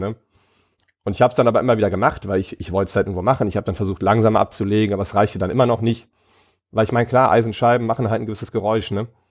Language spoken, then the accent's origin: German; Ratingen, North Rhine-Westphalia, Germany; ich komme aus Rating, das ist ein kleiner Ort neben ähm, Düsseldorf